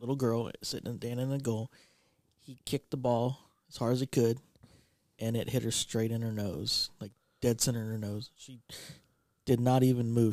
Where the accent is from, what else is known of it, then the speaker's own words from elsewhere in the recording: Texas, United States; moved away; also born or lived in Illinois; I grew up in Texas long enough that Texas history was a class.